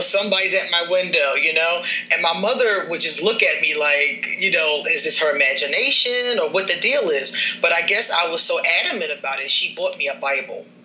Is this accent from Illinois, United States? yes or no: no; Philadelphia, Pennsylvania, United States; now in Costa Rica; I'm from Philadelphia, I'm from the hood